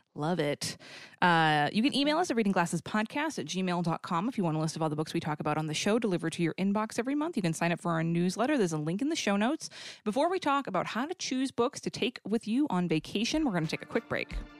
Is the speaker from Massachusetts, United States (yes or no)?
yes; Boston, Massachusetts, United States; I'm from the Boston area